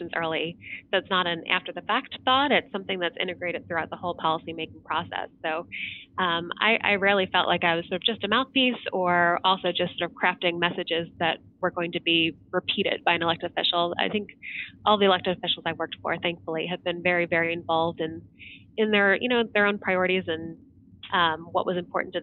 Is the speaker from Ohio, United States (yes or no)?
yes; Ohio, United States; moved away as an adult; I'm a native Ohioan, so it was fun to be working back from my home state